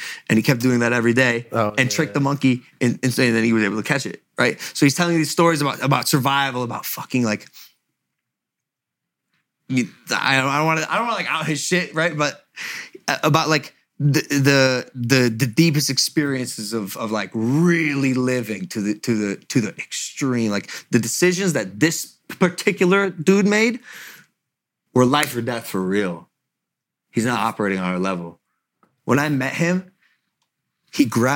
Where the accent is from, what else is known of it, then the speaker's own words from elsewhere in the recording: Ohio, United States; I'm from Ohio